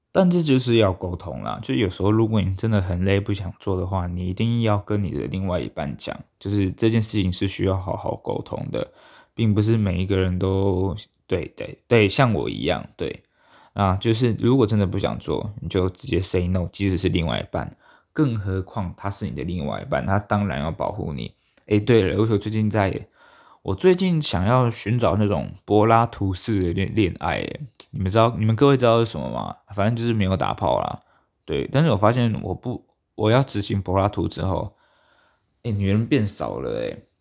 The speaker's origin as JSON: {"language": "Chinese", "country": "Taiwan", "said": "我们台湾人呢"}